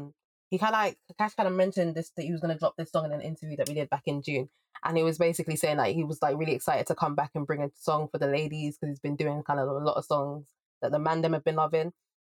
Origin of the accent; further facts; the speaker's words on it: United Kingdom; being someone who's British and Caribbean